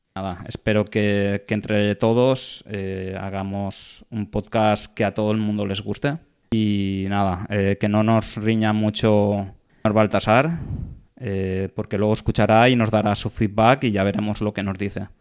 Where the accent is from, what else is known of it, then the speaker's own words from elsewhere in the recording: Valencia, Valencian Community, Spain; soy de Valencia